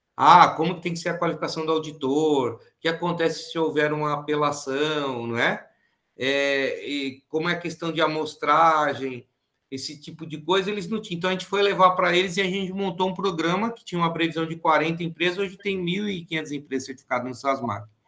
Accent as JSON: {"language": "Portuguese", "town": "Tupã", "region": "São Paulo", "country": "Brazil", "also_born_or_lived": "ABC Paulista, São Paulo", "moved": "yes", "said": "como eu sou de Tupã, então lá a colônia japonesa era muito forte"}